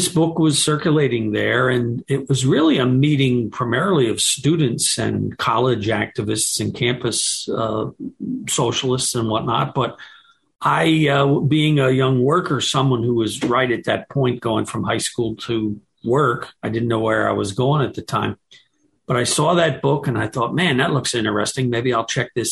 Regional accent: Pennsylvania, United States; I grew up in Pennsylvania.

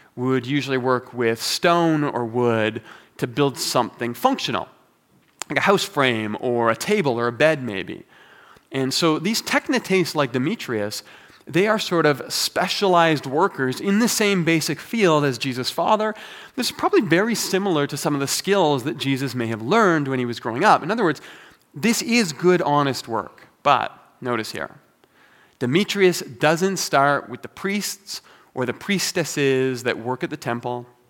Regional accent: Toronto, Ontario, Canada; moved away as an adult; now in Calgary, Canada; I've been living in Calgary now for fifteen years, but I am originally from Toronto

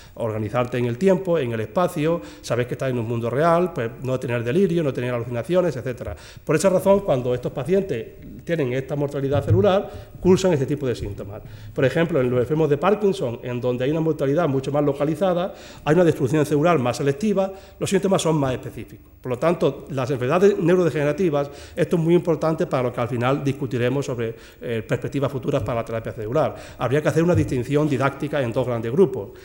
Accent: Jaén, Andalusia, Spain; moved away as an adult; now in Seville, Spain; soy un andaluz de Jaén

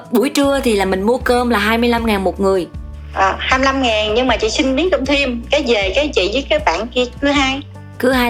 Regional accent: Đồng Tháp, Vietnam; moved away as an adult; quê chị ở đồng tháp

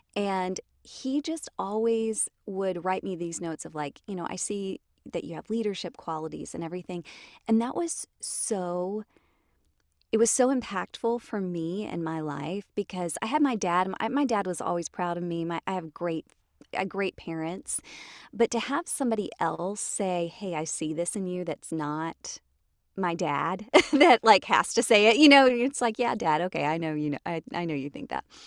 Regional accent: Jonesboro, Georgia, United States; also born or lived in Riverdale, Georgia / Tennessee; I grew up in Atlanta, or just south of Atlanta. So I was born in Riverdale, and then grew up a l, uh, like, in middle school or so in Jonesboro.

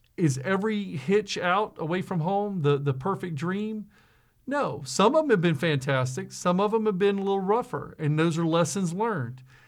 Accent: South Mississippi, United States; I was just some guy from South Mississippi that came to a company in Wisconsin

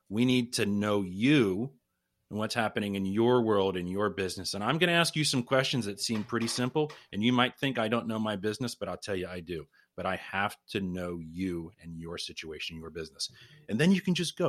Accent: Pittsburgh, Pennsylvania, United States; I'm originally from the Pittsburgh area

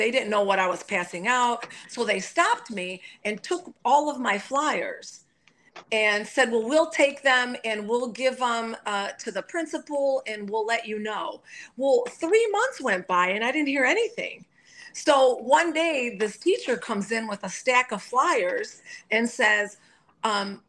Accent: Detroit, Michigan, United States; I grew up in Detroit

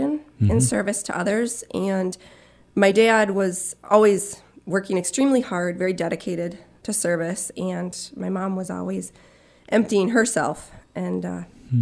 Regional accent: Marquette, Michigan, United States; I grew up in Marquette with mom and a dad and three sisters

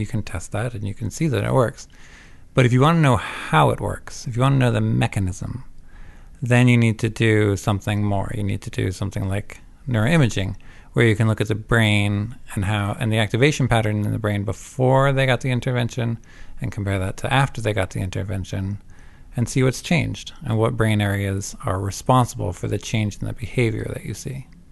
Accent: Vermont, United States; also born or lived in Savannah, Georgia / Canada / New Jersey; I'm not Canadian, but I did grow up in Vermont

